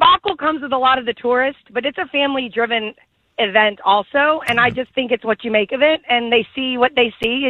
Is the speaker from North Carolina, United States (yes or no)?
no; New Orleans, Louisiana, United States; now in Sarasota, United States; I'm from New Orleans